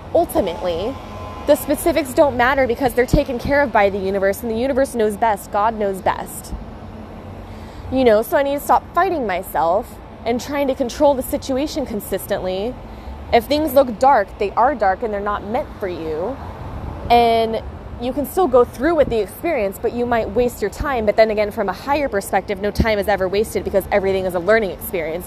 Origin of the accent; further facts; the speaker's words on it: United States; moved away as an adult; now in Australia; I'm from the States